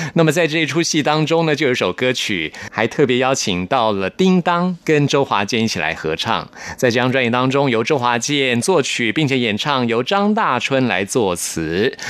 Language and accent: Chinese; Taipei, Taiwan; 因为我是台北人啊